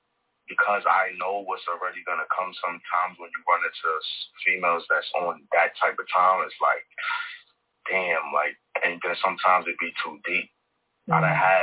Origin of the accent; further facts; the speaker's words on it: Brooklyn, New York, United States; Up on the block, I'm from Brooklyn in the Star, so a lot of my friends growing up was females